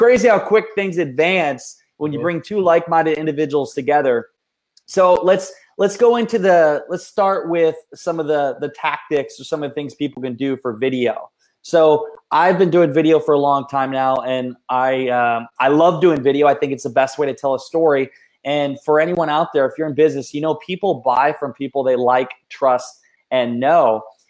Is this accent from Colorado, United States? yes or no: no; Iowa, United States; we're related, obviously, because we're from Iowa